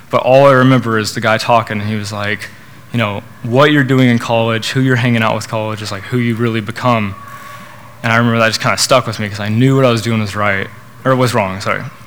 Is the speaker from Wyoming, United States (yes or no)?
no; Norman, Oklahoma, United States; I was born in Oklahoma, raised in Norman